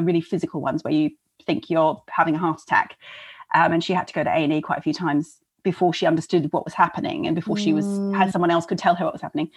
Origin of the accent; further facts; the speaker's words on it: Melbourne, Victoria, Australia; now in London, United Kingdom; I grew up in Australia